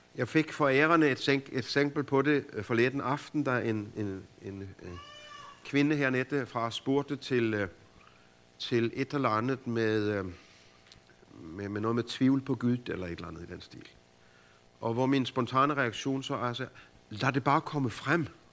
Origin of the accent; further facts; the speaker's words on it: Denmark; hjemme i Danmark, hvor det bare regner